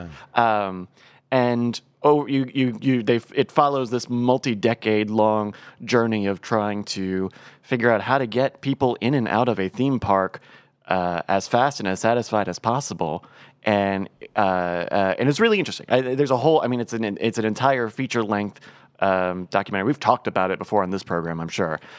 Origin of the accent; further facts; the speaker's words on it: Virginia, United States; I grew up in Virginia, where it is entirely Anheuser-Busch country